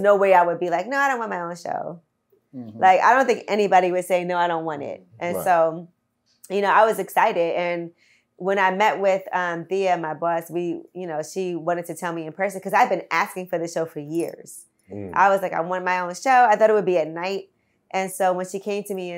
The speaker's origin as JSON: {"language": "English", "town": "New York City", "region": "New York", "country": "United States", "said": "I'm from Brooklyn, I still live there"}